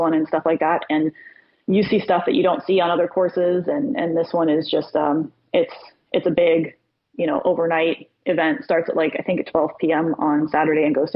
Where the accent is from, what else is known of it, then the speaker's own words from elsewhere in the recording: Florida, United States; moved away as an adult; now in Virginia, United States; I've been talking about leaving Florida since I was 15. I hate Florida. I don't like living there. I haven't ever, but again, always was too scared to, like, you know, jump out of that comfort zone, 'cause that was all I ever knew. My family was there.